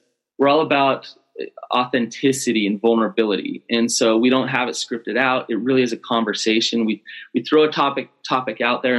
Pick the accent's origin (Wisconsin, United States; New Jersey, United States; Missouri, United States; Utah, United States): Utah, United States; Salt Lake City; I grew up in Sugar House.